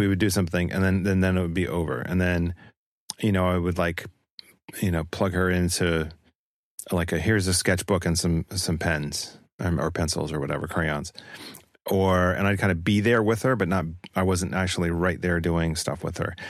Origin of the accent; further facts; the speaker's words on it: northern Utah, United States; raised with people who spoke in that tone. So it's not me taking on necessarily a region, but my own that I, uh, came from, which would be Utah, northern Utah